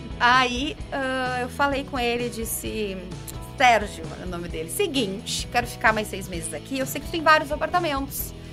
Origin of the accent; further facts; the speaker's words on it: Brazil; moved away as an adult; now in Portugal; eu sou brasileira